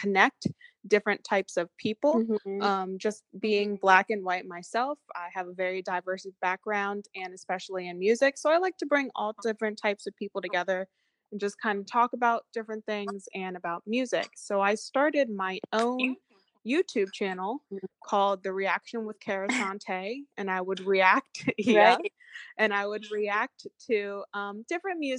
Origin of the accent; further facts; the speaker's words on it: Pennsylvania, United States; moved away as an adult; now in Greenbelt, Maryland, United States; I'm originally from Pennsylvania